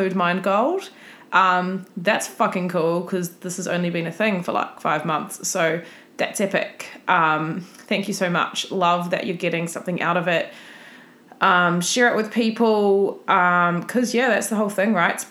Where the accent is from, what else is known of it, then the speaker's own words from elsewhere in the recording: New Zealand; moved away; I'm from New Zealand, and I've always gone back home for Christmas